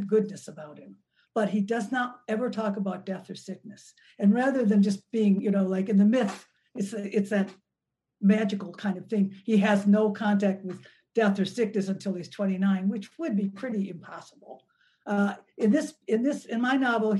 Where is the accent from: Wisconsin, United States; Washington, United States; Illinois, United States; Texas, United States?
Wisconsin, United States; Milwaukee; I grew up in Milwaukee, Wisconsin, which was a really segregated city.